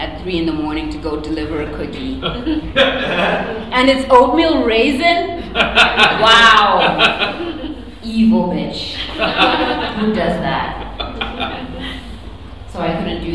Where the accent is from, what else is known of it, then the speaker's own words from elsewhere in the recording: Zimbabwe; now in United States; I was born in a country called Zimbabwe, which is not South Africa or Nigeria.